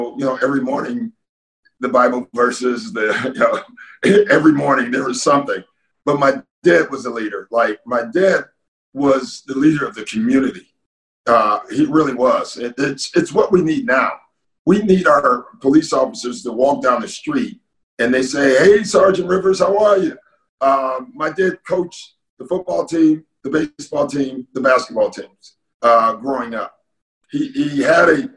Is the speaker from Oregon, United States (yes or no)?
no; Maywood, Illinois, United States; I grew up in the Chicago, in a suburb of Chicago called Maywood.